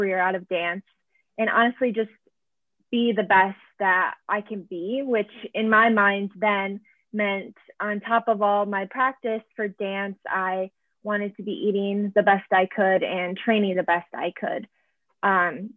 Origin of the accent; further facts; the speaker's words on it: Syracuse, New York, United States; moved away as an adult; also born or lived in Buffalo, New York; now in Boston, United States; I was born and raised in Syracuse, New York